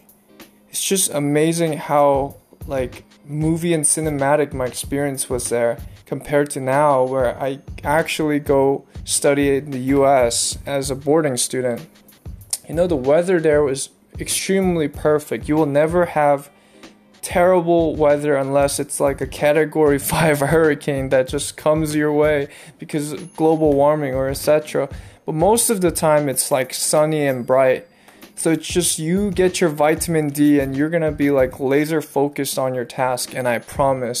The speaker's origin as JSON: {"language": "English", "country": "Philippines", "tie": "born or raised there", "also_born_or_lived": "Korea", "moved": "yes", "said": "So I used to live in the Philippines for 8 years of my life, and I was born in Korea but raised in the Philippines"}